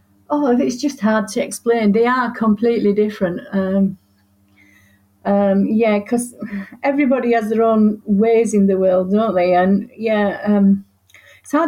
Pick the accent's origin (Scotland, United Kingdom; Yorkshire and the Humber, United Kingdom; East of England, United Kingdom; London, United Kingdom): Yorkshire and the Humber, United Kingdom; I'm from Yorkshire and I tend to write as a Yorkshire woman